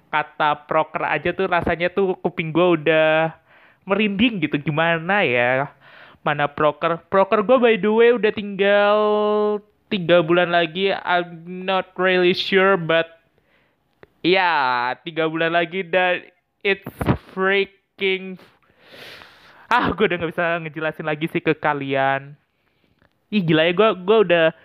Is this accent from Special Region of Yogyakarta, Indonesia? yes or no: no; Tangerang, Banten, Indonesia; asal gue sebenarnya dari Tangerang, yang gue kuliah di Semarang